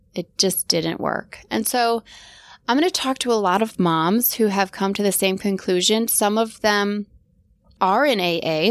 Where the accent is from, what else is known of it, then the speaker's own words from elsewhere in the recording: Wisconsin, United States; moved away as an adult; also born or lived in Green Bay, Wisconsin / Atlanta, Georgia; I grew up in Wisconsin